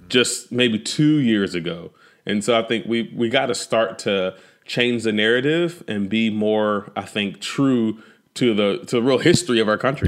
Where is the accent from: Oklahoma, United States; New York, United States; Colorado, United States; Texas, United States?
Texas, United States; Fort Worth; also born or lived in Amarillo, Texas; when we relocated from Amarillo, Texas to, uh, the Fort Worth, Dallas, Fort Worth area